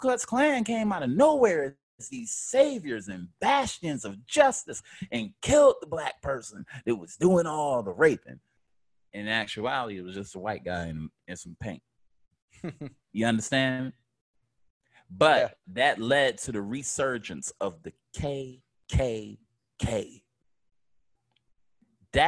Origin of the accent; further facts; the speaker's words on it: United States; I'm American. I ain't lived in no other countries.